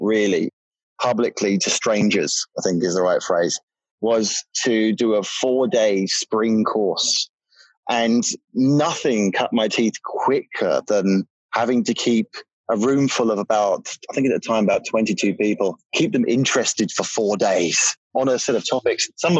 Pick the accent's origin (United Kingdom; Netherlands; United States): United Kingdom; I'm British